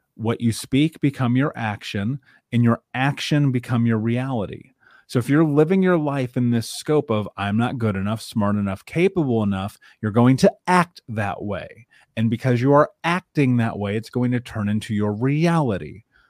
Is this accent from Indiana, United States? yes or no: yes; Indianapolis, Indiana, United States; I grew up in Indianapolis, in Indiana, in the middle of America